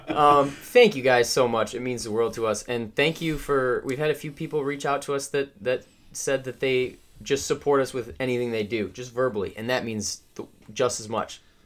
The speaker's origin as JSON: {"language": "English", "region": "Midwest", "country": "United States", "said": "Trent and I come from the Midwest"}